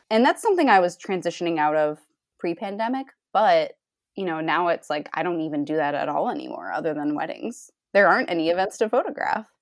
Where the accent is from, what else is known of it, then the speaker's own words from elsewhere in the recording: Rhode Island, United States; now in Cleveland, United States; I'm in Cleveland, Ohio now, but I grew up in Rhode Island.